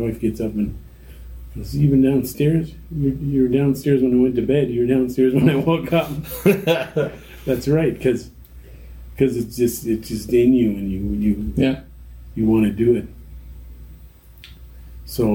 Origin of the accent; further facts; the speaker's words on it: Kitchener, Ontario, Canada; also born or lived in Brantford, Ontario; we moved to Kitchener when I was 10 from Brantford. We moved to Kitchener